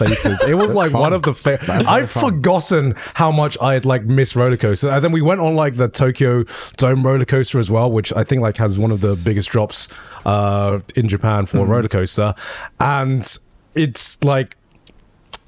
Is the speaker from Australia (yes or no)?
no; United Kingdom; I'm just too British